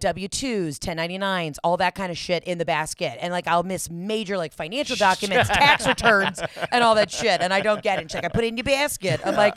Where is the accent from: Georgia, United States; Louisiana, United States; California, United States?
Georgia, United States; Atlanta; Born and raised Hotlanta. My mom's from Boston. My dad was a good Southern man.